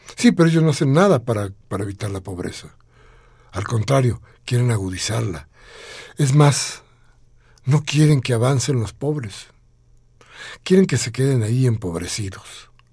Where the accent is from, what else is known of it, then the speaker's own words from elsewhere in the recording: Mexico; nos manifestemos nosotros como mexicanos